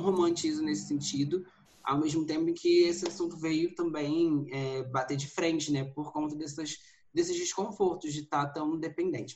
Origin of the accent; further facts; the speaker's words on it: Rio de Janeiro, Brazil; moved away as an adult; now in São Paulo, Brazil; sou do Rio de Janeiro, me mudei aqui para São Paulo tem uns dois anos